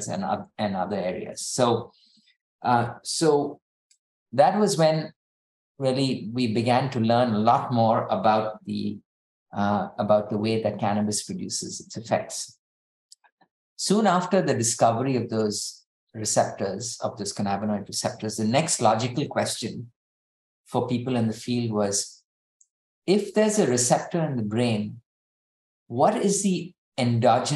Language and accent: English; India; now in United States; I'm Indian